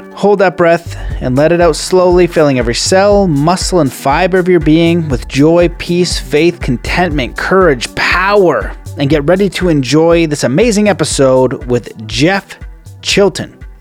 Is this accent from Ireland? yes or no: no; Canada; we are Canadian